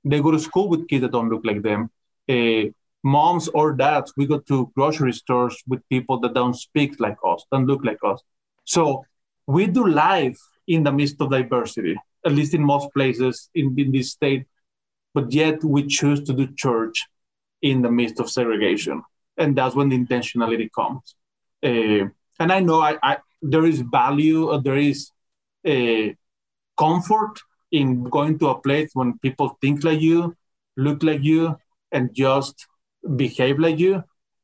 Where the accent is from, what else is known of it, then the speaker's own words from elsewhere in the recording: Mexico; now in United States; I'm from Mexico, so I'm Mexican